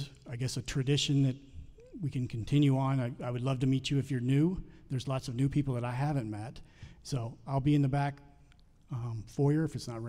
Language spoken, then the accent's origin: English; the South, United States; I'm from the South, and we have black-eyed peas